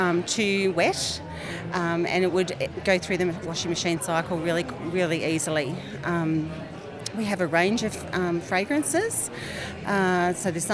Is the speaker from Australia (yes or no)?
yes; Goulburn, New South Wales, Australia; I'm from Goulburn in New South Wales